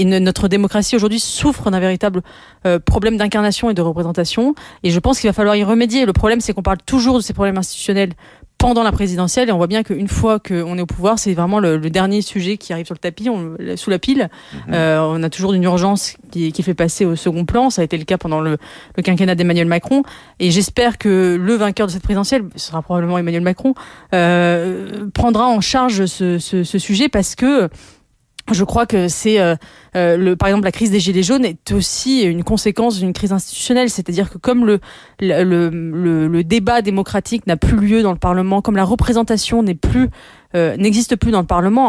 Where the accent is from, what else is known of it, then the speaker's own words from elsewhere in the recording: France; je suis française et que nous, Français, nous avons euh, la passion du débat